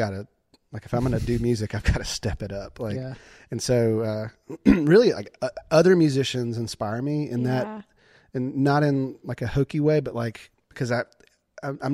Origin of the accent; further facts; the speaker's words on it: LaGrange, Georgia, United States; When I grew up there, LaGrange